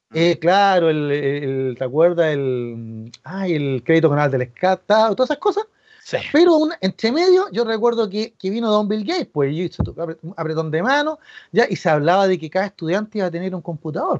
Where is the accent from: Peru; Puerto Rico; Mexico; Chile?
Chile; a nosotros como chilenos